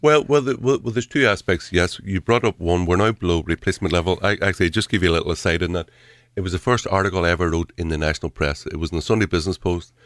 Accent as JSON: {"language": "English", "town": "Derry", "region": "Northern Ireland", "country": "United Kingdom", "tie": "born or raised there", "said": "when I was a kid growing up in Derry"}